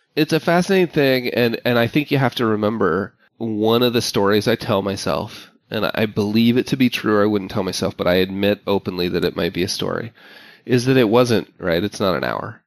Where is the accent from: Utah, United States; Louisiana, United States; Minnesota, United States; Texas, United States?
Utah, United States; Park City; moved away; my hometown, Park City, Utah. Like I, I grew up there